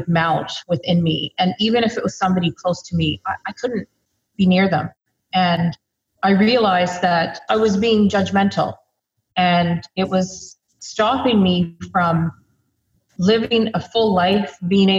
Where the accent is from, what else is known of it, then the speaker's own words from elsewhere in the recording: Lower Mainland, British Columbia, Canada; also born or lived in Victoria, British Columbia; Born and bred in BC, so I'm pretty much a coastal girl through and through. Grew up right here in the Lower Mainland